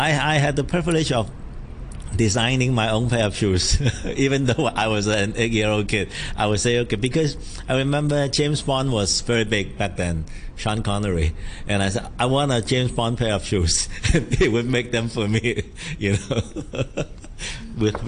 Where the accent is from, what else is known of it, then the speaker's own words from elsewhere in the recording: Hong Kong; I grew up in Sham Shui Po